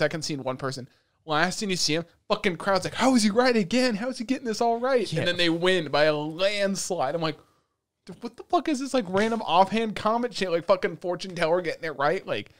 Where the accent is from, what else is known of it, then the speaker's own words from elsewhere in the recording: United States; listen, we grew up in America, they grew up in Japan, they got respect over there.